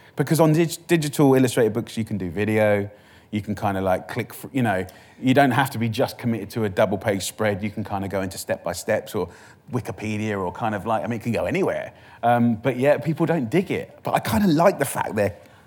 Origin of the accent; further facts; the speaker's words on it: Essex, East of England, United Kingdom; I'm from Essex